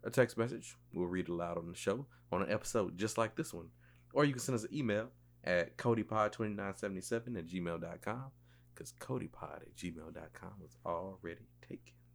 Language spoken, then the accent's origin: English; West Columbia, South Carolina, United States; I am from West Columbia, South Carolina